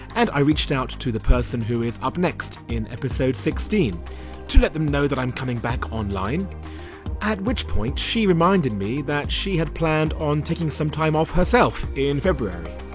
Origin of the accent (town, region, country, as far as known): United Kingdom; moved away as an adult; also born or lived in Japan